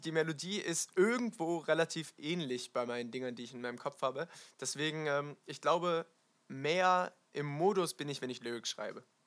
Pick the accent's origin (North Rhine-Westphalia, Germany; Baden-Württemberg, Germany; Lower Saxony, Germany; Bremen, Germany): Baden-Württemberg, Germany; Wiesloch; ein Stadtteil in äh, Wiesloch, also meinem Heimatdorf